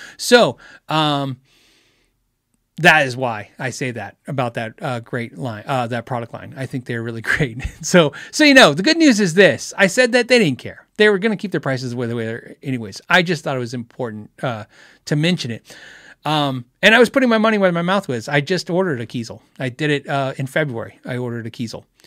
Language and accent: English; United States; also born or lived in Phoenix, Arizona; As an American, as a person who lives in, in Phoenix, Arizona